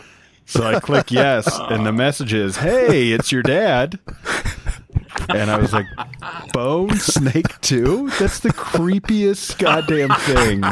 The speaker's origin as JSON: {"language": "English", "town": "Cincinnati", "region": "Ohio", "country": "United States", "tie": "born or raised there", "also_born_or_lived": "Michigan", "moved": "as an adult", "lives_now": "Detroit, United States", "said": "I was born in Michigan, grew up in Cincinnati, and now I'm back in Michigan"}